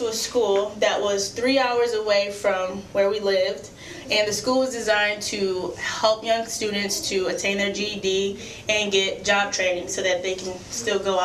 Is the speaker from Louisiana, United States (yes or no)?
yes; Louisiana, United States; now in Toledo, United States; I'm born and raised in Louisiana